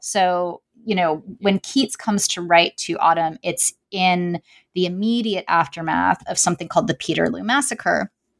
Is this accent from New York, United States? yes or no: yes; New York City, New York, United States; I mean, I'm from New York City, you know, and I was a young child during the 90s